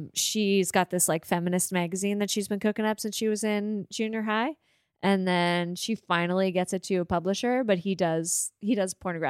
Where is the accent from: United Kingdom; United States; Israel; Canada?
Canada; Kensington, Prince Edward Island; I grew up in Kensington, Prince Edward Island.